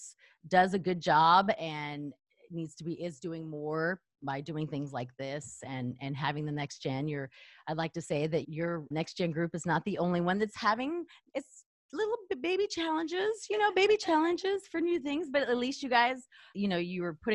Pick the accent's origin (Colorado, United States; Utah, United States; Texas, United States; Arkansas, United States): Texas, United States; El Paso; moved away; I'm from El Paso, Texas